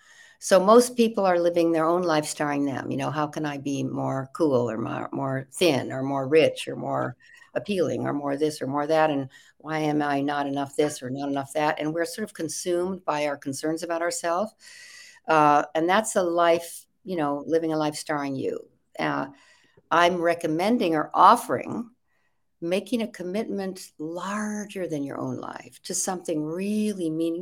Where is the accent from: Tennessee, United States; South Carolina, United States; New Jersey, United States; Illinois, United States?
Illinois, United States; Evanston; born there; I was born in Chicago, outside of Chicago, in Evanston, Illinois. And my father was a big band leader in the big band days